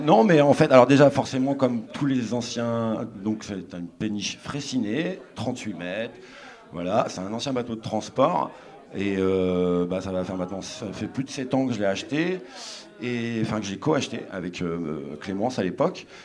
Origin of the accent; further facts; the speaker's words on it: Péronne, Hauts-de-France, France; je suis de Péronne